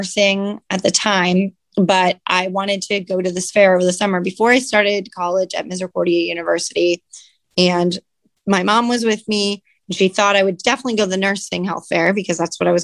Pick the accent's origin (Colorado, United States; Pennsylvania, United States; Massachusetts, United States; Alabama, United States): Pennsylvania, United States; Catawissa; moved away as an adult; also born or lived in Virginia / Hawaii; now in New Philadelphia, United States; I grew up in Catawissa, Pennsylvania, a little town, a little bit below Scranton